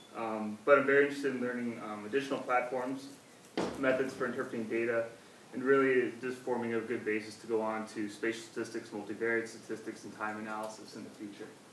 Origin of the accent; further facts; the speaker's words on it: Ghana; moved away as an adult; from Ghana